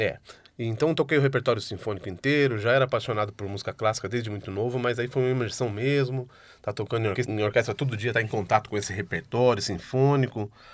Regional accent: São Paulo, Brazil; meus, pa meus pais são, são do interior, eu já nasci aqui, né? Uhum. Sou toco velho caipira, sou um caipira disfarçado, assim, já, já nasci em São Paulo, minha irmã também

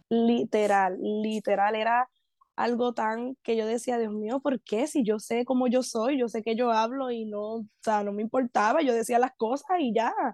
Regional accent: Puerto Rico; pero yo como buena puertorriqueña, pues ignorando

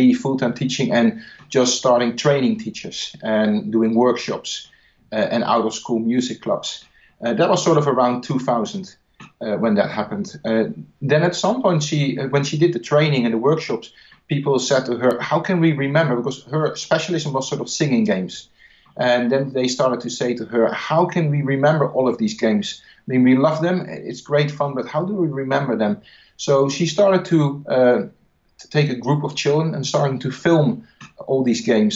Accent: Netherlands; English is a second language; I'm not English. I'm from the Netherlands

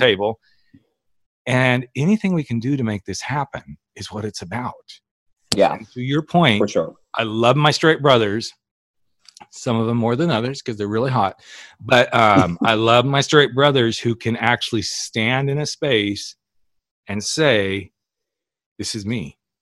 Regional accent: Oklahoma, United States; we're both from Oklahoma

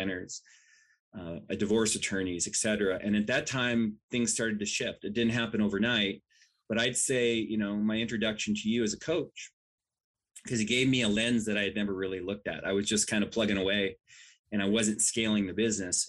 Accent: Washington, United States; I grew up in Washington

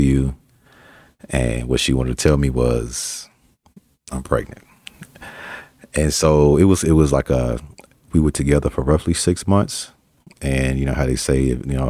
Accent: Arkansas, United States; now in Colorado, United States; I'm from Arkansas and I live in Colorado

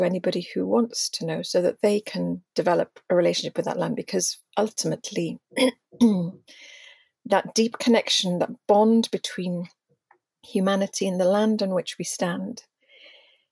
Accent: Wales, United Kingdom; being Welsh, in the true sense of the word, yes, I'm Indigenous to Wales

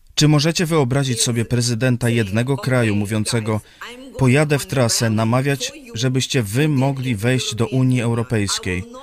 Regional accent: Ukraine; Polish is a second language; jestem z Ukrainy

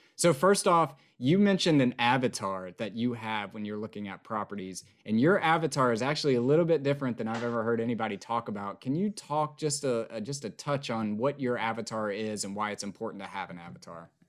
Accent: East Tennessee, United States; also born or lived in Nashville, Tennessee / Austin, Texas; being from East Tennessee and growing up in East Tennessee and living in Nashville for so long

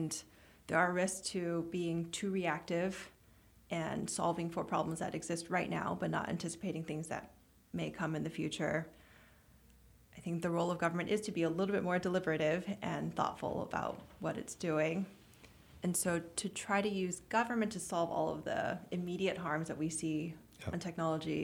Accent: United States; also born or lived in London; I've grown up in America and, you know, been here most of my life.

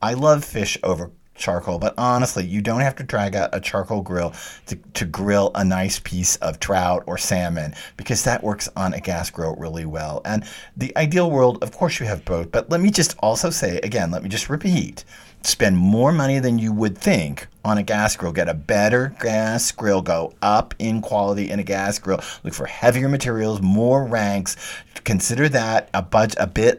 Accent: Texas, United States; I'm from Texas, and in Texas, we want to taste the heat and the meat

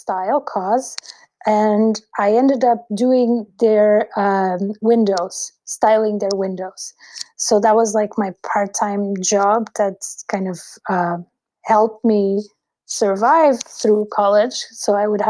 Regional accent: Lisbon, Portugal; I was brought up in Lisbon, and I was born in Lisbon, which is the capital of Portugal

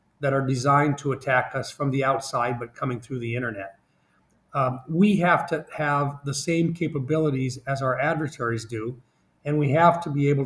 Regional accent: South Dakota, United States; I'm from South Dakota

